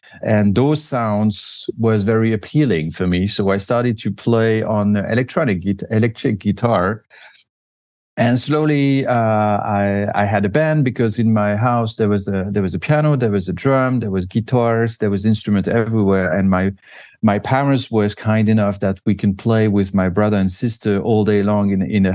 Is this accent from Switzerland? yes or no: yes; Vevey, Vaud, Switzerland; born or raised there